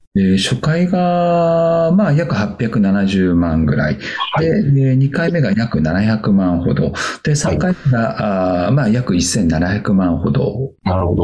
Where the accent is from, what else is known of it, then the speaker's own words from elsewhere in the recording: Akita, Japan; moved away as an adult; also born or lived in Tokyo; もともと秋田で生まれて、実はあの19で親父が会社を潰して蒸発をしてます。で、その後、東京で新聞配達をしまして